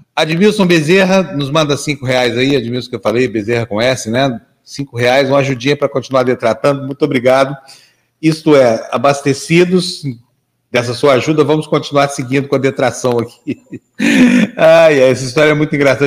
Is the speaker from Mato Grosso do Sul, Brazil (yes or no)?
no; Uberlândia, Minas Gerais, Brazil; Na infância da gente, eu vinha lá de Uberlândia, Minas Gerais